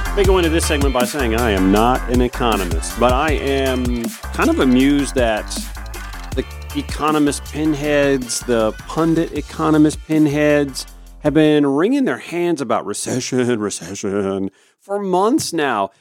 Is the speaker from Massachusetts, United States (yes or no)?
no; Augusta, Georgia, United States; also born or lived in Grovetown, Georgia; my hometown of Augusta, Georgia